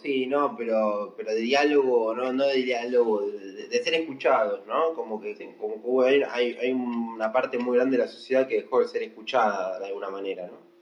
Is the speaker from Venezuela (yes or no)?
no; Argentina; casi todos los argentinos hicimos algún ajuste